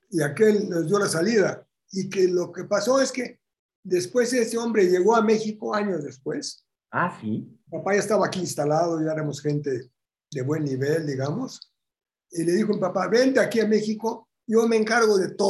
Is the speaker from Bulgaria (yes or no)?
yes; Bulgaria; born there; moved away; yo nací en Bulgaria. Y me habla en búlgaro.